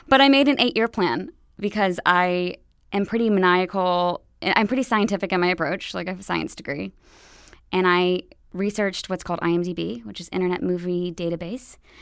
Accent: Roanoke, Virginia, United States; moved away; I'm from Roanoke, Virginia

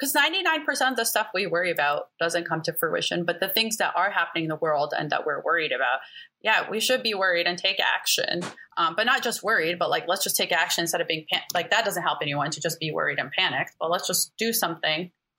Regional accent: Palestine; also born or lived in Alabama, United States; I'm Palestinian. I was born in Alabama, then moved to Palestine when I was 6 months, till I was like 4 or 5, and moved back to back to Alabama. So I grew up kind of back and forth.

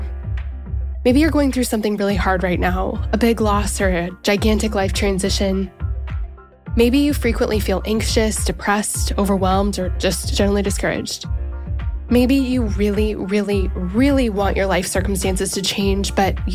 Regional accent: Colorado, United States; now in Nashville, United States; I grew up in Colorado.

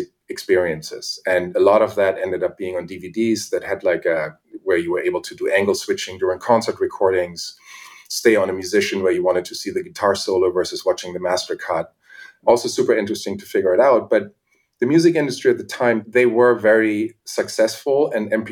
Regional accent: Germany; accent: German; English is a second language; moved away as an adult; I was born in Germany and went to art school there

